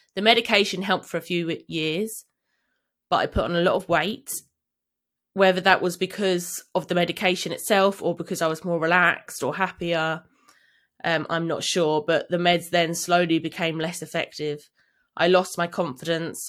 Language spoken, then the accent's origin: English; London, United Kingdom; I grew up in London, living with my parents